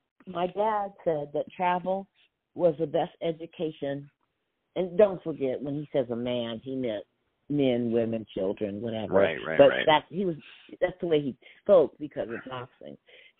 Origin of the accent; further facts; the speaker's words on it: United States; I'm American